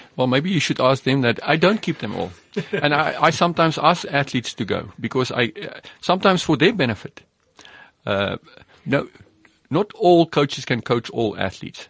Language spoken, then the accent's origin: English; South Africa; as an athlete and a rugby player myself growing up in South Africa